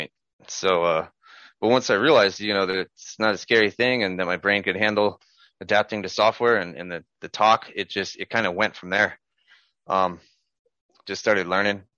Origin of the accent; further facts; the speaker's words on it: Southern California, United States; I'm from Southern California.